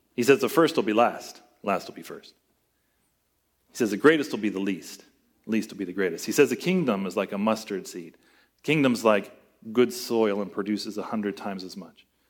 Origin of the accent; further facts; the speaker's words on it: United States; as American Christians